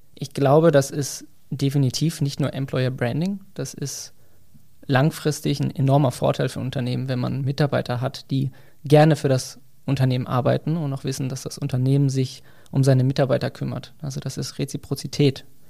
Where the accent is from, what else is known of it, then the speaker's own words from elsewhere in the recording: near Bielefeld, North Rhine-Westphalia, Germany; moved away as an adult; also born or lived in Saarbrücken; Ich bin in der Nähe von Bielefeld aufgewachsen